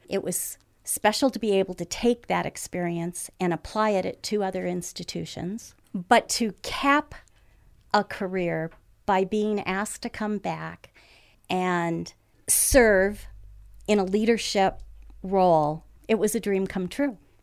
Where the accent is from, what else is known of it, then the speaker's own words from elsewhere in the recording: Lansing, Michigan, United States; being born and raised in Lansing